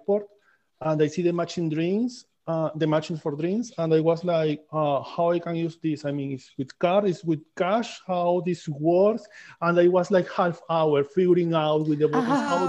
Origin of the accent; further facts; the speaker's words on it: Amazonas, Venezuela; English is a second language; moved away as an adult; also born or lived in Caracas, Venezuela; now in United States; I come from Amazon, Venezuela. Okay. I go in Amazon, and I grew up between Amazon and the city, between the capital, that is Caracas